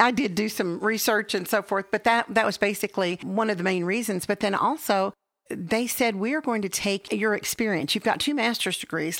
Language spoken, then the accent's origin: English; Texas, United States; also born or lived in Illinois; I'm a Texan.